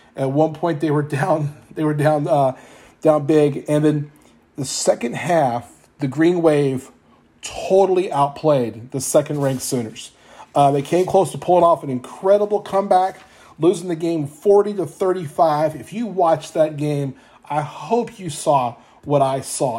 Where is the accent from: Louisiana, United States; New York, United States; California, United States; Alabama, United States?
Louisiana, United States; moved away; I'm from Louisiana originally